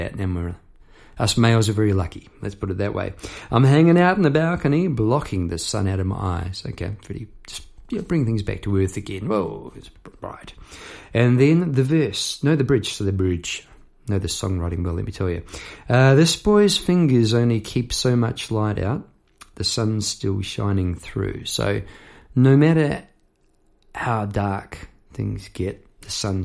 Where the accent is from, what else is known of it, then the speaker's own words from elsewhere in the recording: Palmerston North, Manawatū-Whanganui, New Zealand; moved away; I'd left my hometown, Palmerst North, behind at that stage